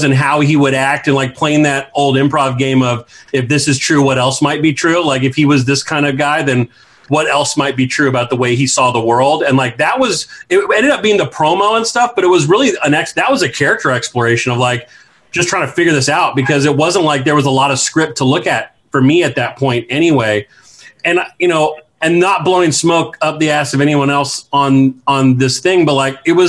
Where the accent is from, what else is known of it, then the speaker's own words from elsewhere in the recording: Bay Area, California, United States; I grew up in the Bay Area